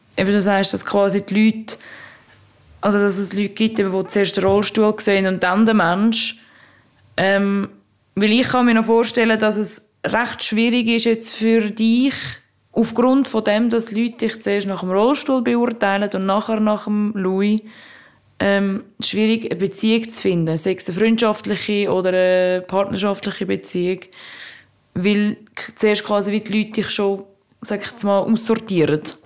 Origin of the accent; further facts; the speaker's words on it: Zurich, Switzerland; Zürich, dort wo ich herkomme